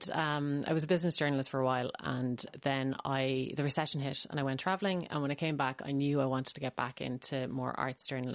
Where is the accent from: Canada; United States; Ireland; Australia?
Ireland; It is a very small world, the Irish literary community.